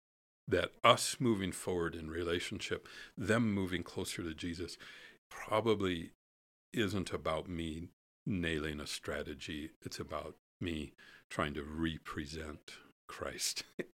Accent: Alaska, United States; I'm a boy from the woods in the Holy Land. I grew up in Alaska

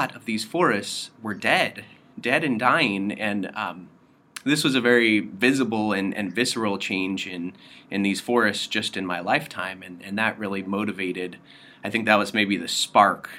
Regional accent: Western Colorado, United States; moved away as an adult; also born or lived in Stanford, California; now in Princeton, United States; I am originally from Western Colorado in the U.S.

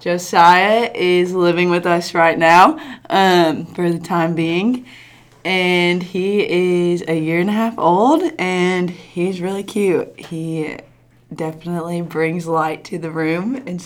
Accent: Louisville, Kentucky, United States; moved away as an adult; now in Murray, United States; I am from Louisville, Kentucky, and I came to Murray for college in 2012

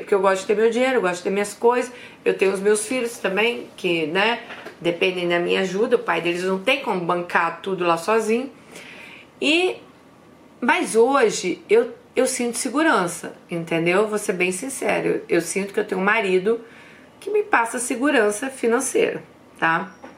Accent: Brazil; moved away as an adult; also born or lived in London; Nós somos brasileiras, a gente vem de uma cultura que a gente tem aquela coisa, né, de presentear outras pessoas

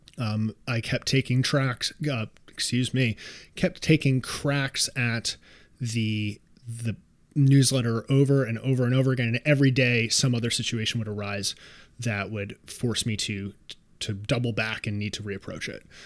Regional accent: New York City, New York, United States; I am a New Yorker

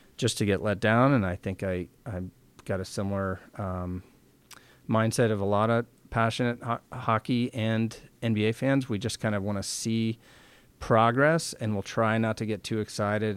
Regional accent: San Francisco, Oakland area, California, United States; now in Seattle, United States; Growing up in San Francisco, Oakland area, hockey didn't exist

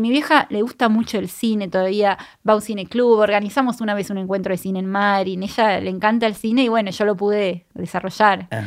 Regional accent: Puerto Madryn, Chubut, Argentina; moved away; yo soy de Madrid, de Puerto Madrid, de Chubut

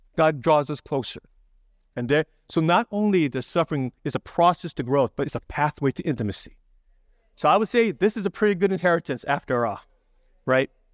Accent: Hawaii, United States; moved away; I grew up in Hawaii

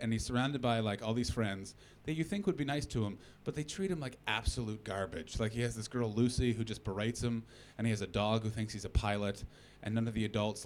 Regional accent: Canada; moved away; also born or lived in Oak Park, Illinois; as a Canadian

